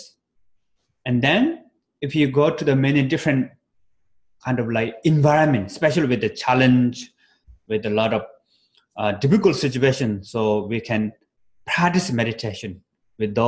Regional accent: Nepal; moved away; also born or lived in Bodh Gaya, India; I was born in Himalaya mountain in Nepal. So winter is quite cold

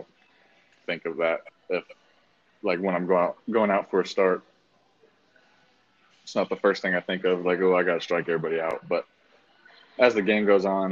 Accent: Peoria, Arizona, United States; also born or lived in Glendale, Arizona; I grew up in Peoria, Arizona, but past couple of years, I've been living in Glendale.

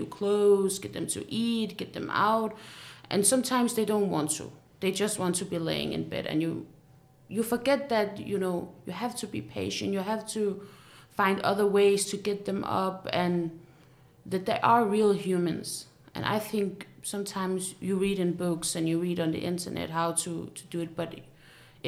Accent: Denmark; I was born and raised here in Denmark, but my parents are originally from Syria

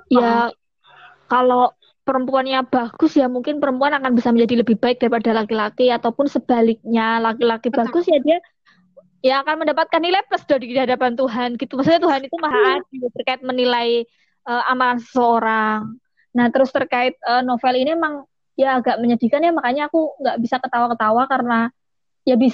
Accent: Java, Indonesia; tapi ya mungkin karena kita orang Jawa jadi kita tuh nggak nggak yang neko-neko akan melawan apalah apa gitu

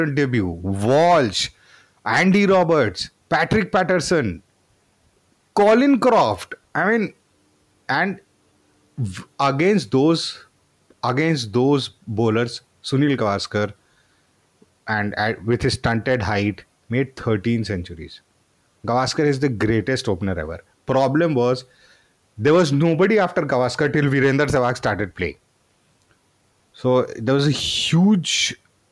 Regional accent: Ranchi, Jharkhand, India; I am from Ranchi

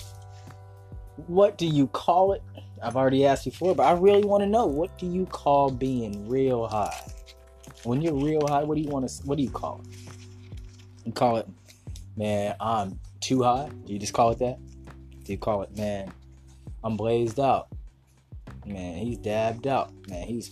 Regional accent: West Coast, United States; I'm from the West Coast

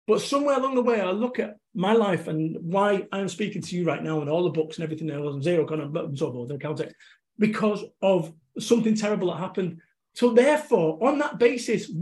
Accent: Salford, North West England, United Kingdom; I'm from Salford, Manchester. I lived above a chippy in a masonette.

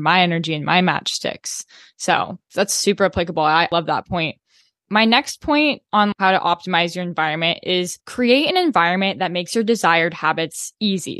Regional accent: Corvallis, Oregon, United States; moved away; I'm from Corvallis

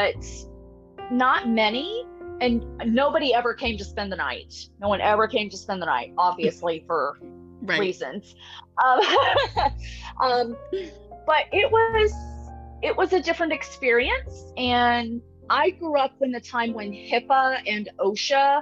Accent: Florida, United States; also born or lived in Alabama; I was actually born in Alabama, but I was raised in Florida for the past, 40 years.

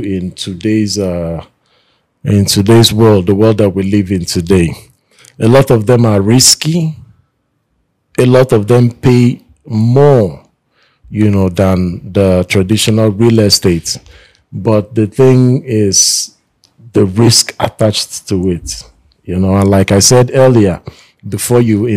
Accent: Port Harcourt, Rivers State, Nigeria; I was born and raised in Port Harcourt

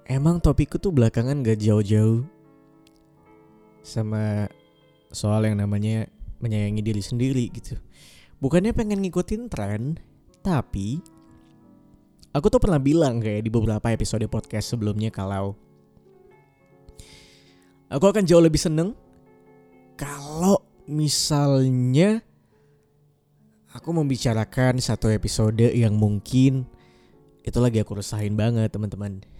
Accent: Pontianak, West Kalimantan, Indonesia; rumahku sebenarnya di Pontianak. Ibu, ayahku semuanya ada di sana. Jadi sebenarnya kampung halamanku untuk pulang sebenarnya ada di Pontianak.

